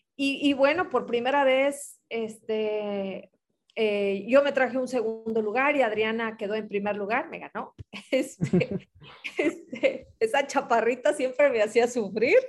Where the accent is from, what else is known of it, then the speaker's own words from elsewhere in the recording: Ciudad Madero, Tamaulipas, Mexico; soy de Tamaulipas, eh, de Ciudad Madero, aquí cerquita de la playa